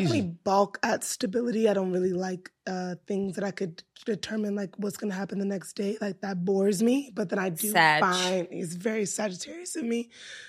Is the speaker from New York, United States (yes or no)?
yes; New York, United States; Yes, I'm from New York.